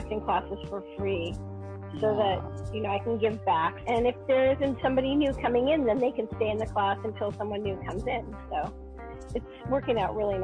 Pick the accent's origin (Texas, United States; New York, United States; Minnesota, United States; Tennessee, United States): New York, United States; born or raised there